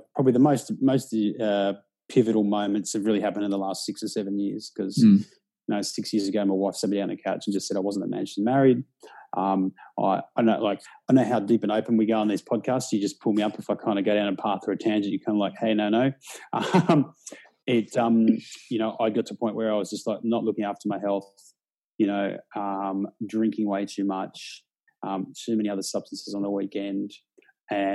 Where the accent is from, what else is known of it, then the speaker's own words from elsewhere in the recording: Sydney, New South Wales, Australia; also born or lived in Melbourne, Victoria / Albury / London; So I'm from Australia, born in Melbourne, grew up in pubs in Melbourne and country Victoria. Like probably majority of people my age or men my age, my parents divorced when I was young. We moved from country, we were living in Albury at the time, and we moved to Sydney